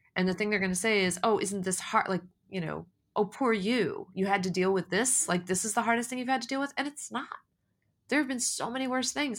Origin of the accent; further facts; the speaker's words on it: United States; I was born and raised in America